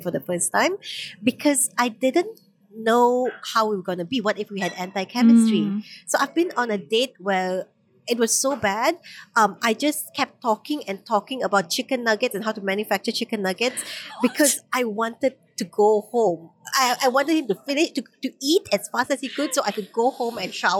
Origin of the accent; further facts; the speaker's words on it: Kuching, Sarawak, Malaysia; now in Kuala Lumpur, Malaysia; I went back to my hometown in Kuching.